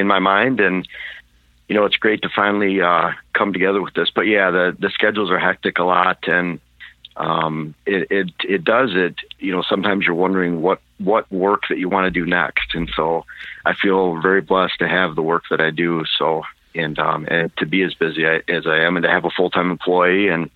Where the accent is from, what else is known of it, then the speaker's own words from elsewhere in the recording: Michigan, United States; moved away as an adult; now in Wisconsin, United States; I was born and raised in Michigan. In fact, I lived there for 42 years, and then the past 5 years in Wisconsin